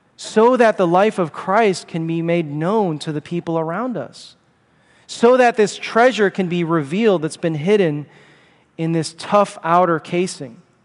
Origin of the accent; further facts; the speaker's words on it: Chicago, Illinois, United States; I'm from Chicago